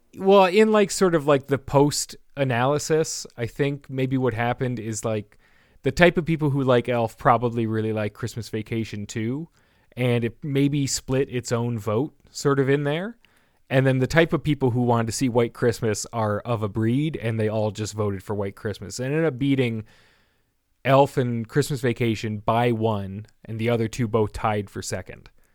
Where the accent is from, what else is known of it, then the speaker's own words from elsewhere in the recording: Canada; a Canadian who took a couple years of French, uh, or mandatory French in, in school